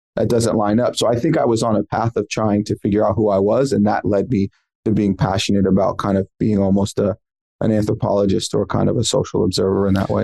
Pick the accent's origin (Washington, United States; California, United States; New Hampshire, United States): California, United States; San Francisco; also born or lived in New York; I grew up in San Francisco. My parents moved from New York. They moved me to San Francisco.